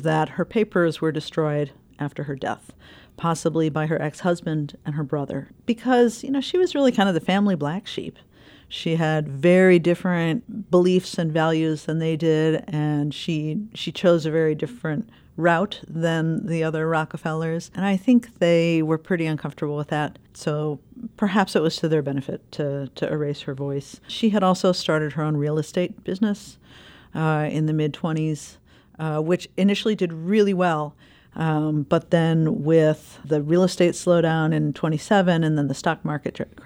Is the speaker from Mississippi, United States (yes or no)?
no; Chicago, Illinois, United States; I grew up in the Chicagoland area.